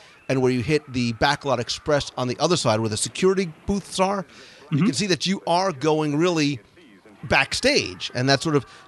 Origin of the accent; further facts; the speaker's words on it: New Jersey, United States; I grew up in New Jersey in the 70s